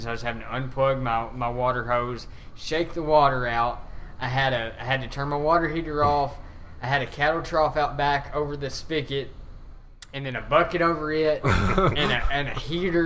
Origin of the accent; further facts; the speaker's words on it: Dresden, Tennessee, United States; Dresden, Tennessee, which is my hometown